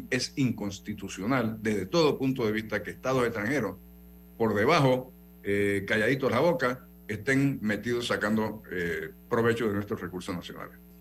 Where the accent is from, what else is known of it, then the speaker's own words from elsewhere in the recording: Panama; como panameño